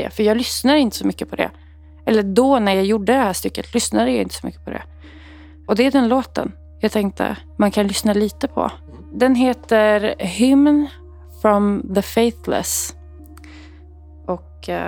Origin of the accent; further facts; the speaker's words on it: Lebanon; Jag är libanes och jag är uppväxt i ett eh, väldigt kristet hem.